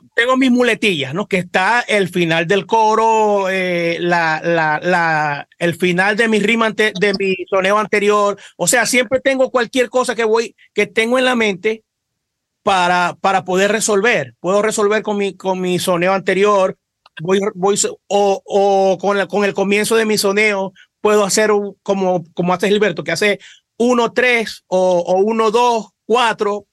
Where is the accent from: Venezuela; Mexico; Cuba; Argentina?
Venezuela; Cabimas, Zulia; nosotros somos de Cabima